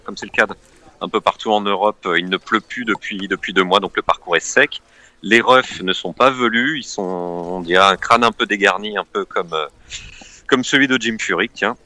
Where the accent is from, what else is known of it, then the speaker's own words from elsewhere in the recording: Normandy, France; J'étais au golf à Gaillon, chez moi en Normandie